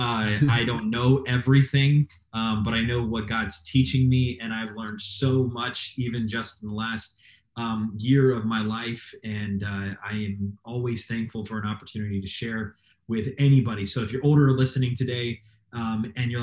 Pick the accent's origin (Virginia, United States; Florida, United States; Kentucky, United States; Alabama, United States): Florida, United States; moved away as an adult; also born or lived in Nevada; now in Toledo, United States; I'm from Florida